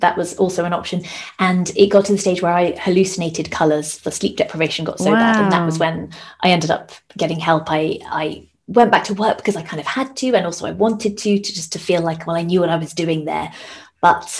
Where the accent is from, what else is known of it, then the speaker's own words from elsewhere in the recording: United Kingdom; moved away as an adult; now in Denmark; we're both British